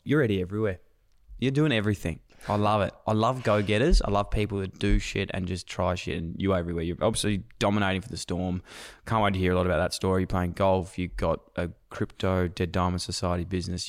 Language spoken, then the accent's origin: English; Melbourne, Victoria, Australia; I'm from Melbourne